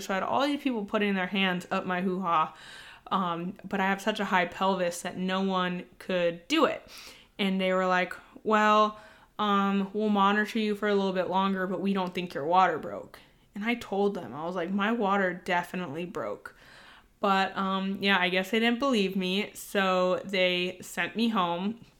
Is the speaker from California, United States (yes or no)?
yes; San Diego, California, United States; moved away as an adult; now in Virginia, United States; we are both from San Diego, so both of our families still live in San Diego currently